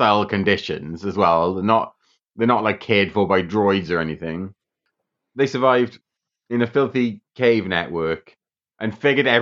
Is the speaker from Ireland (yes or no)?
no; United Kingdom; we're British